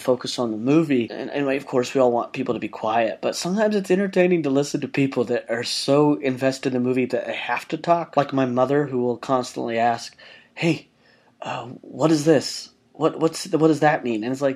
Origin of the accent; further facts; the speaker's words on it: Utah, United States; Growing up in Utah, I used to always go to the dollar movie with some of my best friends every Tuesday night